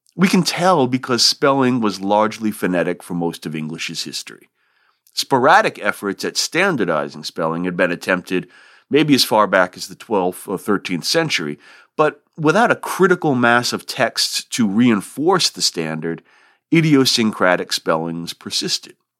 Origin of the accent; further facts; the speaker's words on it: Rhode Island, United States; accent: non-rhotic R-dropping; moved away; I'm originally from Rhode Island and that region features a non rhotic R dropping dialect